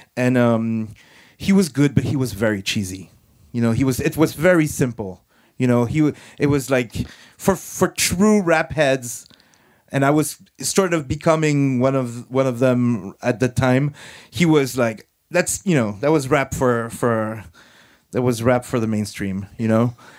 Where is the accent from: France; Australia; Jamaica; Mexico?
France